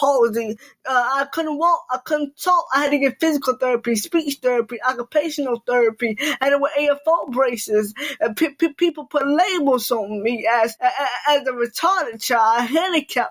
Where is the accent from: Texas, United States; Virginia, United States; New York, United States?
Virginia, United States; Norfolk; I am from Norfolk, Virginia